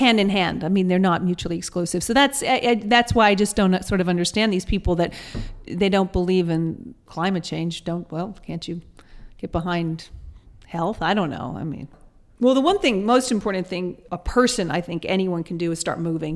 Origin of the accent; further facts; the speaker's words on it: Atlanta, Georgia, United States; also born or lived in England / New York; now in Los Angeles, United States; I grew up in Atlanta, Georgia